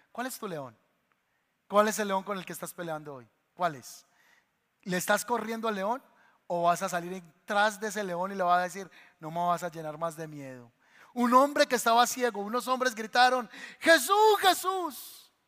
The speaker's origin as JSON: {"language": "Spanish", "region": "Paisa region", "country": "Colombia", "said": "nosotros somos paisas colombianos"}